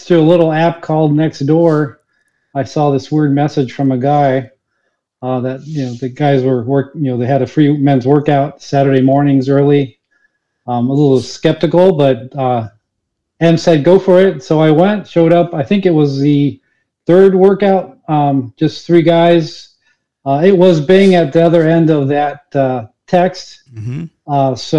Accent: Chile; born there; I mentioned I was born in Chile

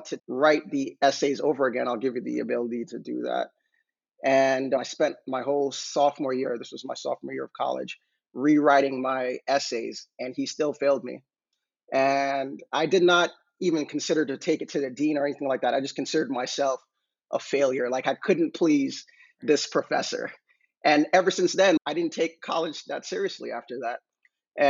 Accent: New York, United States; also born or lived in Jamaica; I grew up in Jamaica at first, and I came to New York when I was almost 7

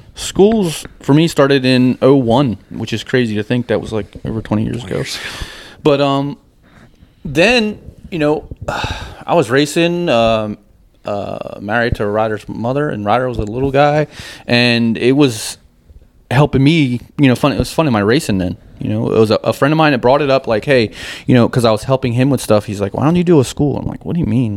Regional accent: New Jersey, United States; when you're growing up in Jersey on a dirt bike

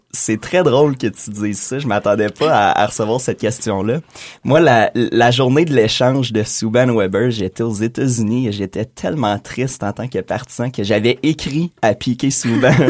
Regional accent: Quebec, Canada; en tant que Québécois

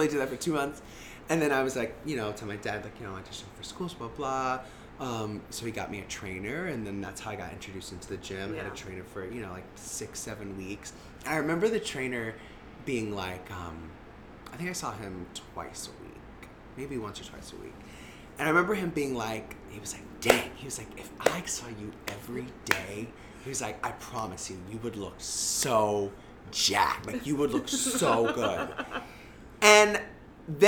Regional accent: Florida, United States; moved away as an adult; I'm from Florida

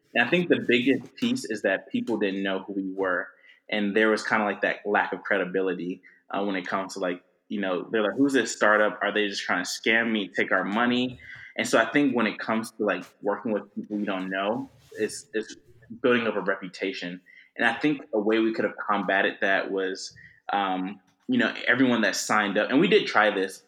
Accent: Atlanta, Georgia, United States; I'm originally from Atlanta, uh, grew up there

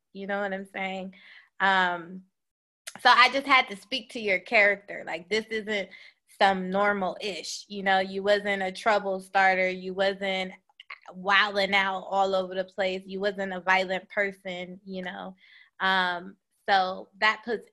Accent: Chicago, Illinois, United States; I'm from Chicago

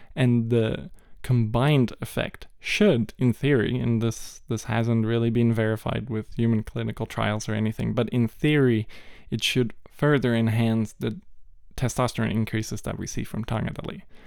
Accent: Malaysia; moved away; I grew up in Malaysia

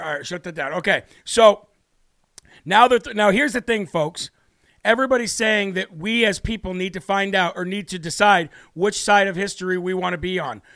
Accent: United States; as an American

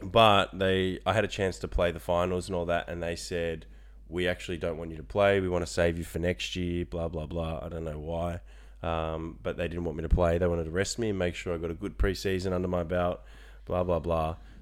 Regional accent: Frankston, Victoria, Australia; moved away as an adult; now in Orlando, United States; I grew up in Frankston, so I'm a local.

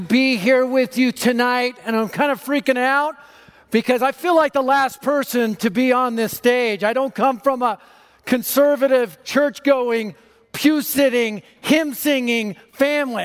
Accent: Denver, Colorado, United States; I was raised in North Denver, just a few miles from here.

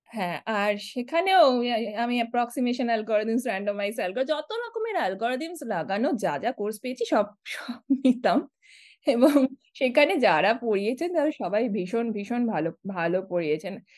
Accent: Siliguri, West Bengal, India; moved away as an adult; also born or lived in Kolkata, India / Kanpur, India; now in San Diego, United States; আমি বড় হয়েছি শিলিগুড়িতে শিলিগুড়িও নয় আমি বড় হয়েছি শিলিগুড়িরও প্রায় দশ কিলোমিটার ভিতরে বাগডোগরার দিকে শিব মন্দির বলে একটা এলাকায়

